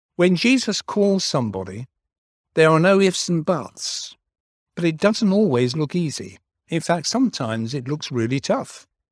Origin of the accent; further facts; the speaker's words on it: London, United Kingdom; moved away; I was born in South London.